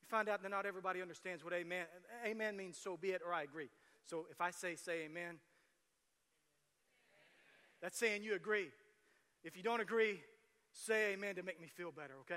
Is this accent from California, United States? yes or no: no; Tecumseh, Oklahoma, United States; also born or lived in Shawnee; I grew up in Tecumseh and then moved to the metropolis, Shawnee